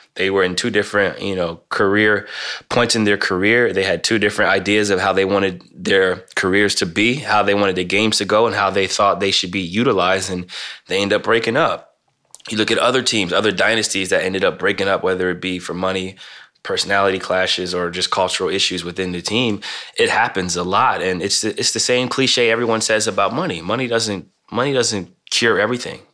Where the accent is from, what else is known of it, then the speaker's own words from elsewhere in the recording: Midwest, United States; moved away as an adult; now in Portland, United States; growing up in the Midwest